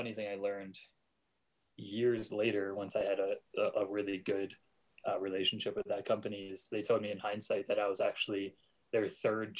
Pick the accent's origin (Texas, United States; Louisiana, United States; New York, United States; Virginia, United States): New York, United States; moved away as an adult; also born or lived in Oregon; now in Colorado, United States; I was born and raised in New York